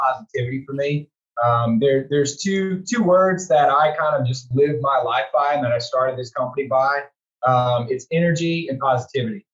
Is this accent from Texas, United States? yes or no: yes; Houston, Texas, United States; moved away as an adult; I moved back here to Houston, my hometown